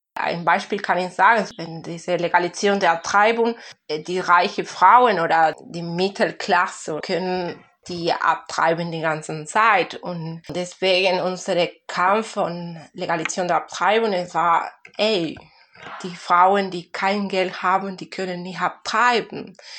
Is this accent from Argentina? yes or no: yes; Argentina; German is a second language; moved away; Weil ich bin nicht mehr aus Argentinien, ja, ich bin in Argentinien geboren.